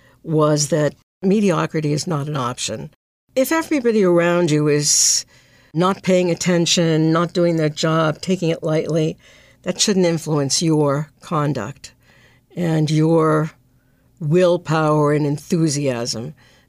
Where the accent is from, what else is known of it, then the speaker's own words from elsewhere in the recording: Brookline, Massachusetts, United States; I grew up in Brookline, which was a very different place when I grew up than it is now. We lived across the street from the school.